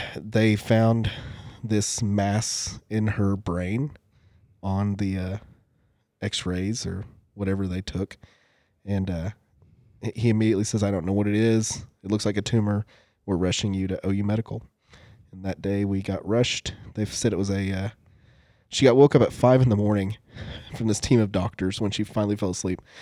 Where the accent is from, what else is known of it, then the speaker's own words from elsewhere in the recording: United States; I'm Native American